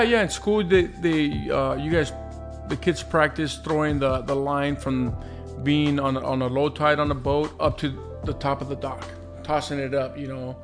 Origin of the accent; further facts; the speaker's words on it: Carson, California, United States; I grew up right here in Carson and the Dominguez area